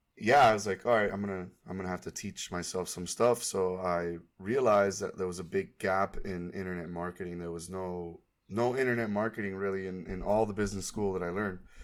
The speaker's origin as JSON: {"language": "English", "town": "Miami", "region": "Florida", "country": "United States", "tie": "born or raised there", "also_born_or_lived": "Tallahassee, Florida", "moved": "yes", "said": "I am from Miami, Florida. I grew up in Kendall, which is a suburb out west"}